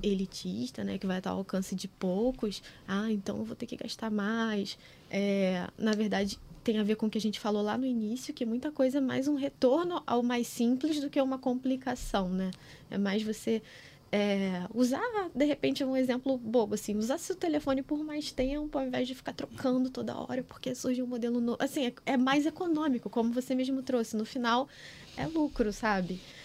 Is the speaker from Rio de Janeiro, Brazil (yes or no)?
yes; Rio de Janeiro, Brazil; eu nasci em Campo Grande